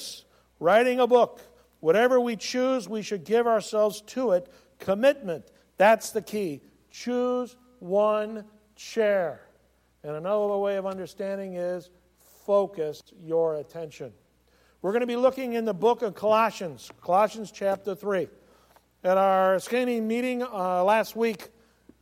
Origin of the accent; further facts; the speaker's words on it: California, United States; I was as a kid growing up in California